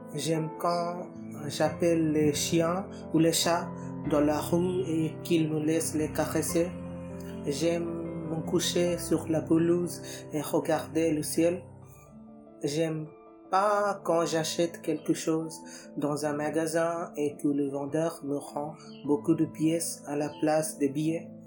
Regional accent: India; French is a second language; je viens d'Inde.

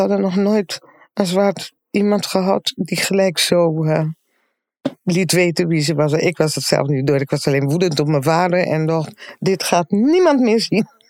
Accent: Aruba; now in Netherlands; En we zijn dus opgegroeid op Aruba

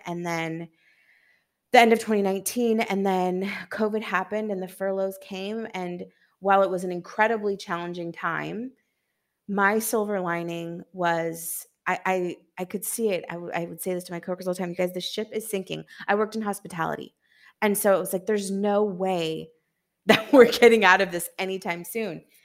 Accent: Seattle, Washington, United States; also born or lived in New York; now in Santo Domingo, Dominican Republic; from Seattle, Washington, and I'm currently in Santo Domingo in the Dominican Republic

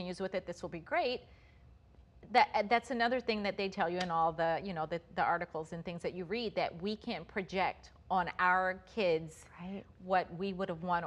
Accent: Maryland, United States; we grew up here in Maryland

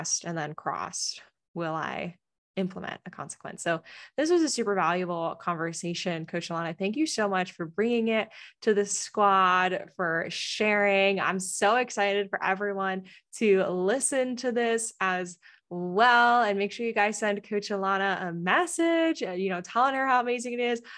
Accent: East Coast, United States; now in San Diego, United States; I grew up on the East Coast

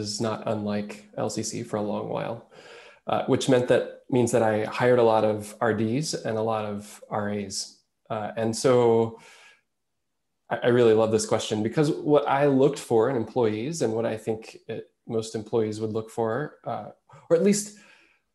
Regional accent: Oklahoma, United States; moved away as an adult; also born or lived in Arkansas / Chicagoland, Illinois; now in Lithuania; I grew up in Oklahoma

